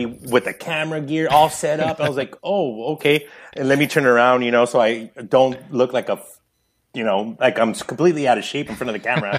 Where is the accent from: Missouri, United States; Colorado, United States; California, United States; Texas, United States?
California, United States; Santa Paula; also born or lived in Los Angeles / Ventura; now in Oxnard, United States; I was born in East LA, Los Angeles, and we moved up to Santa Paula when I was about 7 years old